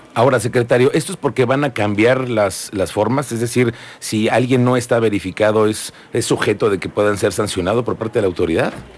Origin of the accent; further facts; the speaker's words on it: Querétaro, Mexico; todos los queretanos